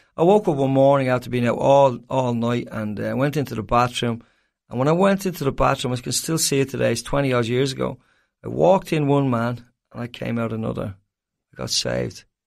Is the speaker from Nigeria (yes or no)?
no; Ireland; as an Irishman